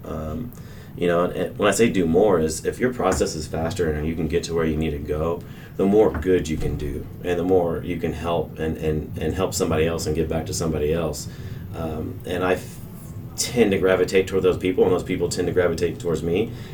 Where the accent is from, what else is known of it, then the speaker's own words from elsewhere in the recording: Colleyville, Texas, United States; I grew up in Colleyville